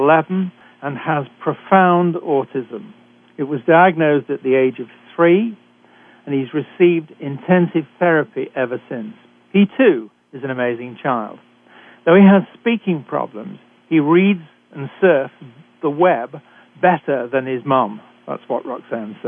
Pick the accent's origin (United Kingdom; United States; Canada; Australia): United Kingdom; accent: British; moved away; I'm a physician trained in Britain, as you can tell from my accent